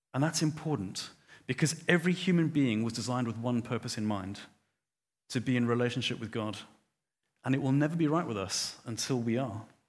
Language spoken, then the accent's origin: English; Johannesburg, Gauteng, South Africa; I grew up in Johannesburg